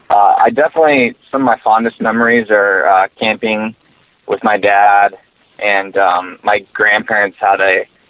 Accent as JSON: {"language": "English", "town": "Phoenix", "region": "Arizona", "country": "United States", "tie": "born or raised there", "said": "I was born and raised in Phoenix"}